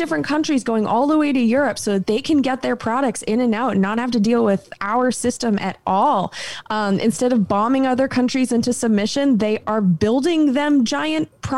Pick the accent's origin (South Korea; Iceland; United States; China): United States; as an American